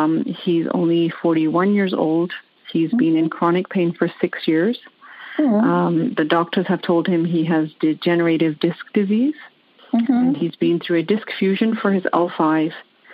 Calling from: Vancouver, British Columbia, Canada; I'm calling from Vancouver, Canada.

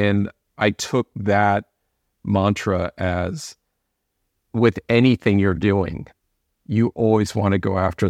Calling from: Los Angeles, California, United States; Los Angeles, California.

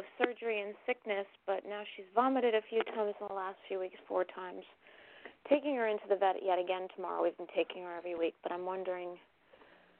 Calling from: Connecticut, United States; I'm calling from Connecticut.

